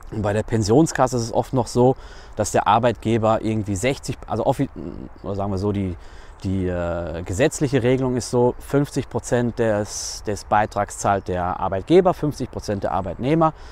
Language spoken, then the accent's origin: German; North Rhine-Westphalia, Germany; now in Switzerland; wenn ich das vergleiche mit meiner Heimat Nordrhein-Westfalen und dann hier mit der Schweiz.